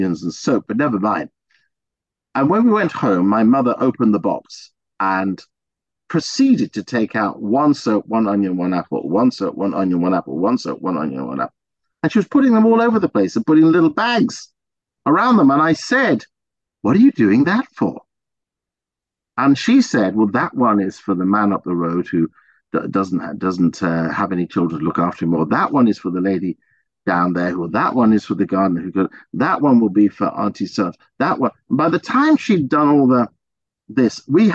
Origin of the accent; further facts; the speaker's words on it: England, United Kingdom; But I was born in England.